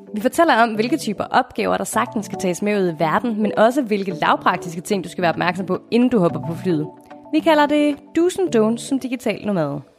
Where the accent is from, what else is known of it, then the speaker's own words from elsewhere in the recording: Denmark; moved away as an adult; hjemme i Danmark med vores normale jobs